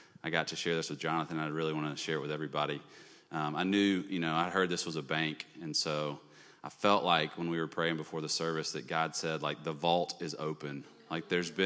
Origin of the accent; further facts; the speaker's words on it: Birmingham, Alabama, United States; moved away as an adult; also born or lived in Texas; now in California, United States; We're both from Birmingham. We're middle school sweethearts. Met in sixth grade. Both went to Homewood.